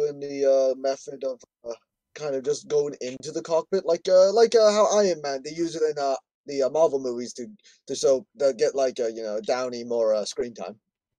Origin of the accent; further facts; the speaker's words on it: Ireland; I'm Irish.